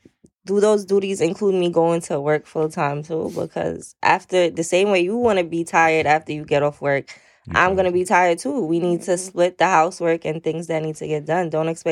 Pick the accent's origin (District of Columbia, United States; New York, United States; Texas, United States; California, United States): New York, United States; New York City; also born or lived in Saint Lucia; I'm from Brooklyn. I'm 30 years old, originally from St. Lucia.